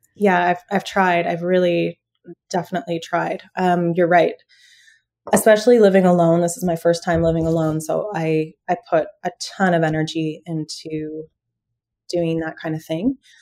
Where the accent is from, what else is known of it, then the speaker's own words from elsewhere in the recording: London, Ontario, Canada; now in Ottawa, Canada; My background is growing up in the suburbs in London, Ontario